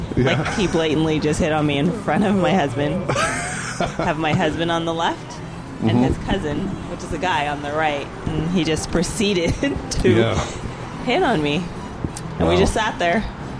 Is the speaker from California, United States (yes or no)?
yes; California, United States; also born or lived in Florida; I was born there, but I was raised in California though.